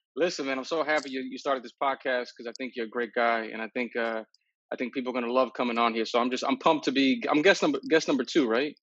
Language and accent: English; New York City, New York, United States; I'm a New Yorker from the Bronx, and I took the subways